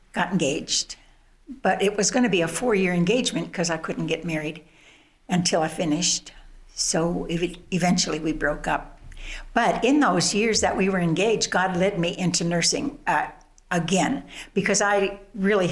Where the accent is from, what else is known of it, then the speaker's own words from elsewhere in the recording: Midwest, United States; also born or lived in Chicago, Illinois / Wheaton, Illinois; I was born in Chicago, grew up in the Midwest, and essentially lived in Wheaton my high school college years